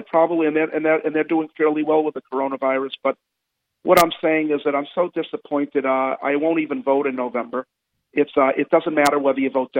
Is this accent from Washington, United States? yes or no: no; Massachusetts, United States; I came from Massachusetts.